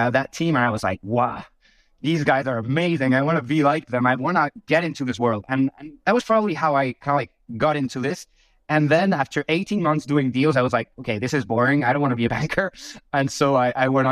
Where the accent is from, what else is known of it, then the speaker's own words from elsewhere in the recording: Bilbao, Basque Country, Spain; moved away as an adult; also born or lived in London / France; I was born and raised in Spain, actually, in a small town called Bilbao.